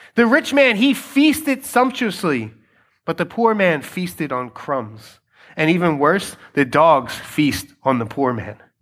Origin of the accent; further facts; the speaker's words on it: Philadelphia, Pennsylvania, United States; I have been born and raised in Philadelphia. That's I'm a Philadelphian, I'm a Philly kid.